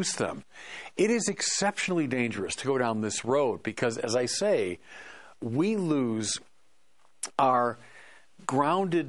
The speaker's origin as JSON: {"language": "English", "country": "United States", "said": "as an American"}